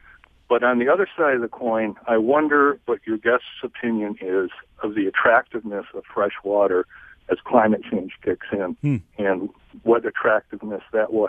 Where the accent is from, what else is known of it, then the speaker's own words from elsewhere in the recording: Grosse Pointe, Michigan, United States; moved away as an adult; also born or lived in Chicago; I grew up in Grosse Pointe. When I graduated from Michigan, I moved to Chicago. I lived there for 35 years.